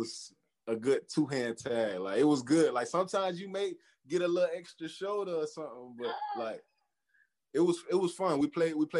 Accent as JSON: {"language": "English", "region": "Florida", "country": "United States", "moved": "as an adult", "lives_now": "Los Angeles, United States", "said": "I'm from Florida"}